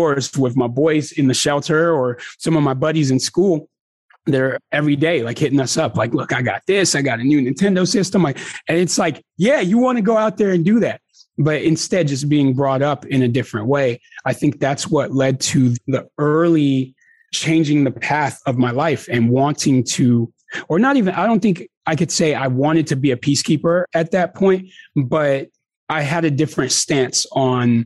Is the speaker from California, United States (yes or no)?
yes; Los Angeles, California, United States; now in San Diego, United States; we're growing up in some really rough parts of Los Angeles